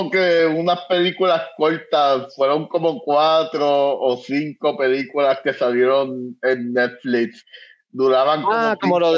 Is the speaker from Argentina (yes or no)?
no; Manatí, Puerto Rico; yo me crié en Manatí